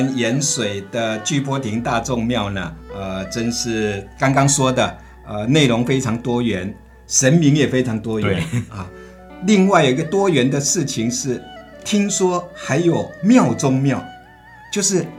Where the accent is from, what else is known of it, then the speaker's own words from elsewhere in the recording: Lukang, Changhua County, Taiwan; 我的家乡彰化鹿港